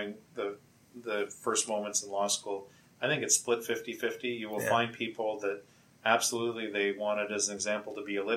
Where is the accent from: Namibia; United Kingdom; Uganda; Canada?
Canada; Windsor, Ontario; moved away as an adult; now in Toronto, Canada; I grew up in Windsor, Ontario